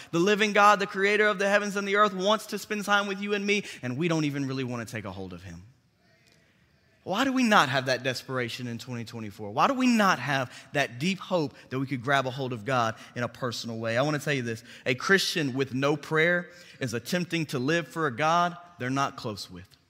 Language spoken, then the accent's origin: English; Bartlett, Tennessee, United States; also born or lived in Memphis, Tennessee; I grew up in Bartlett. I've been in Memphis, Tennessee my entire life.